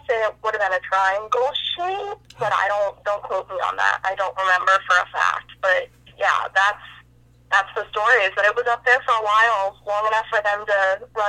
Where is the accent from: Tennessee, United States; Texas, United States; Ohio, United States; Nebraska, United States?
Ohio, United States; Dayton; So I'm actually from Dayton, Ohio, and that is where my dad grew up as well.